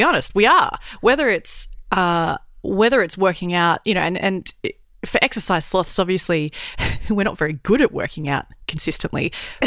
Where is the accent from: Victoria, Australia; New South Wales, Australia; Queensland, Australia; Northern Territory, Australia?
Queensland, Australia; Brisbane; growing up in Brisbane, it's stinking hot